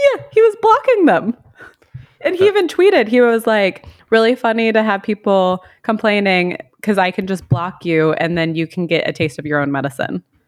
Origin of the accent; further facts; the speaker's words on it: United States; moved away; I'm American and I I live in another country